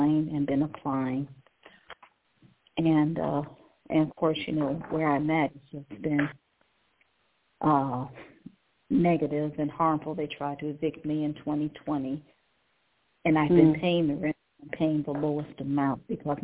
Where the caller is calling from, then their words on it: Cleveland, Ohio, United States; Cleveland, Ohio.